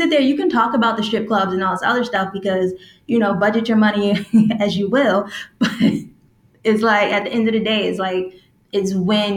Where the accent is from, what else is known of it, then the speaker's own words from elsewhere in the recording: New York City, New York, United States; I grew up in Queens